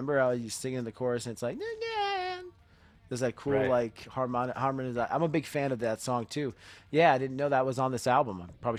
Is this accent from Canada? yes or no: no; Miami, Florida, United States; South Florida